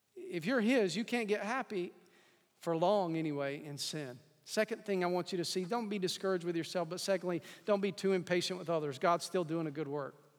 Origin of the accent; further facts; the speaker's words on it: East Tennessee, United States; I grew up in East Tennessee